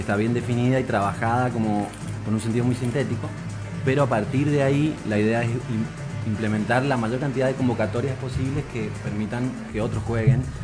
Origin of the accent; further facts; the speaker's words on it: Mendoza, Argentina; somos mendocinos, Mendoza Eslovaquia